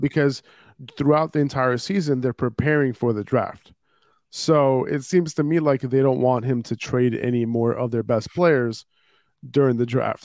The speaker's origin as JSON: {"language": "English", "town": "New York City", "region": "New York", "country": "United States", "said": "I'm a New Yorker"}